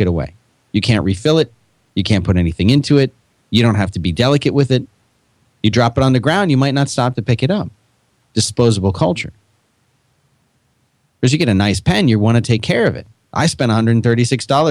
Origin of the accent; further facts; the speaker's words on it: Northeast, United States; I'm from the Northeast